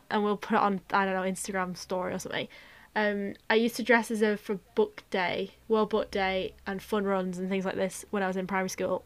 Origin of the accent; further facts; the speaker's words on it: North West England, United Kingdom; I'm a Northerner and that I'm a Northwest